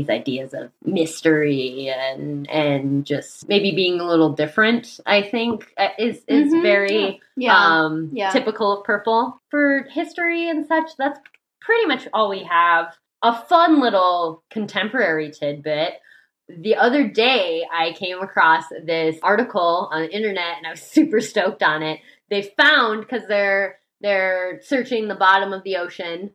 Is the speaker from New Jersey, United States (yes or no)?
no; Sioux City, Iowa, United States; moved away; my hometown, Sioux City, Iowa